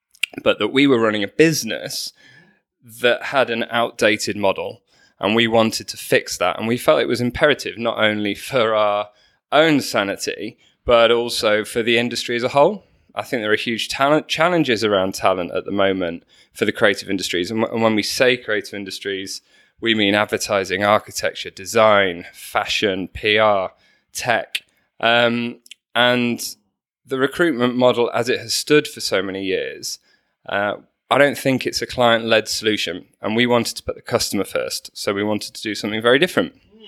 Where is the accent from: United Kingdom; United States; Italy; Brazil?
United Kingdom; Manchester, North West England; So I'm actually a northerner, despite my accent. {S3} I know. Newcastle. {S2} So I grew up in Manchester